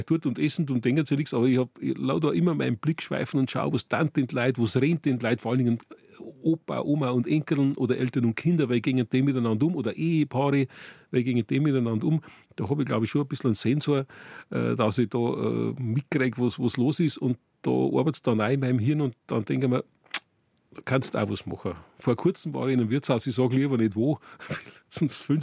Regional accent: Furth im Wald, Bavaria, Germany; Ich komme aus Furt im Wald und ich bin also seit Kindheit eigentlich schon.

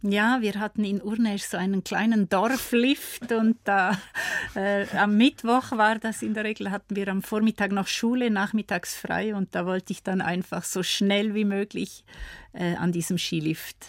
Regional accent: Appenzell Ausserrhoden, Switzerland; now in Graubünden, Switzerland; aufgewachsen bin ich ja im Kanton Appenzell. Appenzell-Ausserrhoden.

